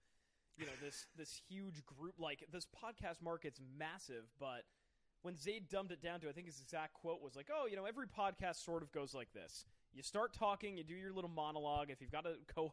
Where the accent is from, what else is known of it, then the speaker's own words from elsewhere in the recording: Fairfield County, Connecticut, United States; moved away as an adult; now in Rhode Island, United States; I was born and raised in Fairfield County, Connecticut, way down in the sort of panhandle of Connecticut.